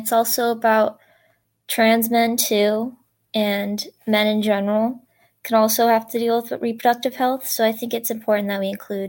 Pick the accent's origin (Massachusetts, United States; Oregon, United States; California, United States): Oregon, United States; I'm from Oregon.